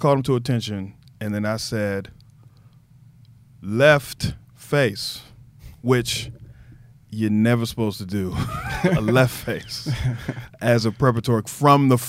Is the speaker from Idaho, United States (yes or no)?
no; Waco, Texas, United States; moved away as an adult; now in Washington, D.C., United States; I'm from Waco, Texas